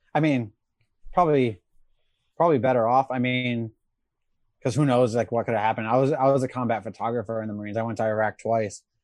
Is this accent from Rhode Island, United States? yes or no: yes; Rhode Island, United States; moved away as an adult; also born or lived in South Carolina; I grew up in Rhode Island